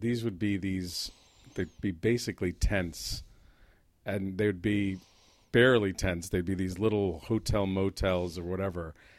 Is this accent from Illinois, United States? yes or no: no; Jersey City, New Jersey, United States; was in a very Irish neighborhood in Jersey City